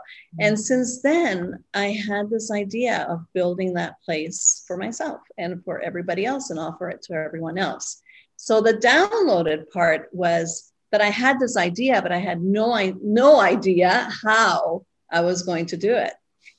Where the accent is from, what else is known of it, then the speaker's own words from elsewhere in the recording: Spain; also born or lived in Costa Rica; I was born here, and my father was Canadian and he worked for the airlines. And at 6 weeks, I took my first flight, and we moved to Spain. So we never lived. I never lived in Costa Rica.